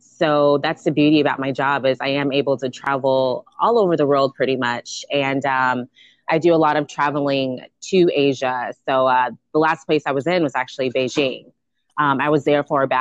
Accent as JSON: {"language": "English", "region": "California", "country": "United States", "said": "I'm a West Coast girl"}